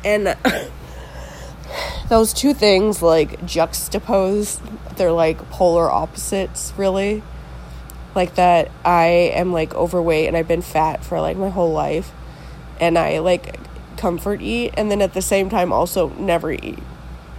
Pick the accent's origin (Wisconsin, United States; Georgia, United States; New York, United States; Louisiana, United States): Wisconsin, United States; here in Wisconsin